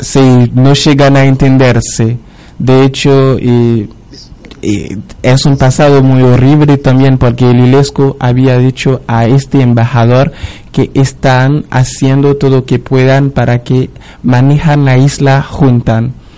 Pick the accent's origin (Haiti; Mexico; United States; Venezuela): Haiti; now in Argentina